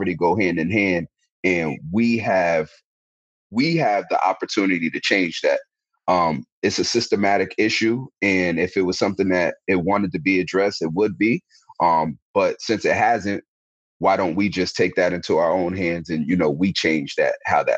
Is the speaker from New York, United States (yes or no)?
yes; Albany, New York, United States; also born or lived in Bronx, New York / Schenectady, New York; I'm originally from the Bronx. My father passed away when I was 9. I moved upstate New York to Albany.